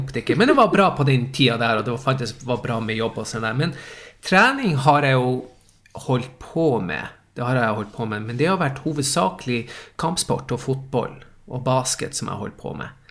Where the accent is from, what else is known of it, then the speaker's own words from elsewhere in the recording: Tromsø, Troms, Norway; accent: Tromsø dialect; moved away as an adult; also born or lived in Stockholm, Sweden; now in Sweden; jeg er Tromsø-gutt